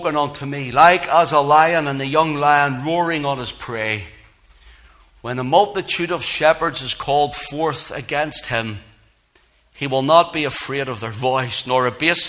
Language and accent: English; Belfast, Northern Ireland, United Kingdom; I grew up in Belfast